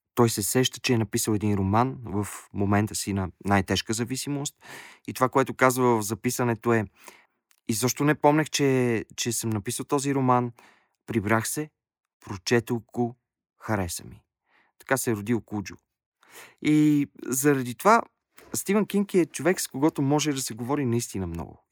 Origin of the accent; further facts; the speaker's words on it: Bulgaria; казах, че съм от България